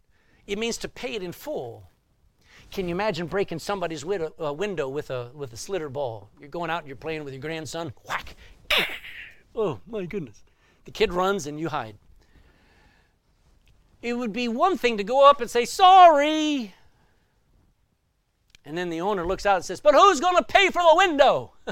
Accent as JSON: {"language": "English", "region": "Texas", "country": "United States", "accent": "Texan", "said": "I was in New Jersey, and I'm a Texan, and my accent had not mellowed."}